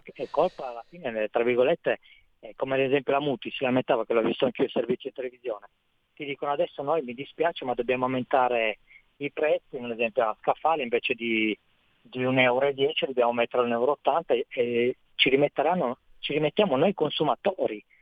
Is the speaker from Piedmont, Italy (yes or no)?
yes; Vercelli, Piedmont, Italy; dalle mie parti, sono da, dal Piemonte, sono Vercelli